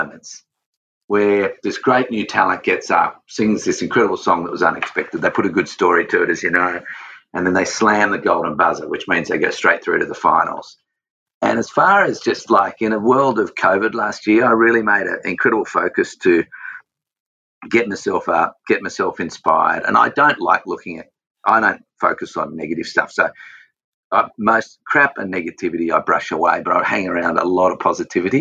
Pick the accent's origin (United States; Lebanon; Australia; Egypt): Australia; I've got that manliness about me and that Aussiness about me. I'm obsessed Aussie